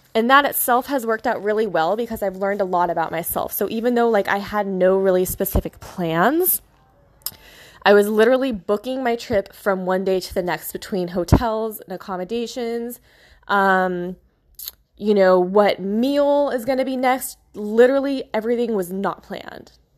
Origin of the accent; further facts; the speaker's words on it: California, United States; moved away as an adult; also born or lived in Florida; I'm from Cali